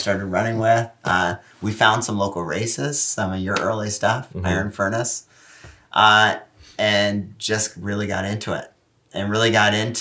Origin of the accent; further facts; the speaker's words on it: New Mexico, United States; moved away as an adult; also born or lived in Phoenix, Arizona; now in Athens, Ohio, United States; I was from New Mexico, so I was at New Mexico State.